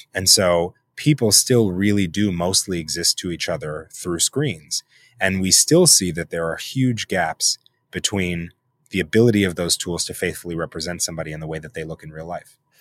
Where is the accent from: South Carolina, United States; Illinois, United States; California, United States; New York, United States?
New York, United States; New York City; I'm born and raised in New York City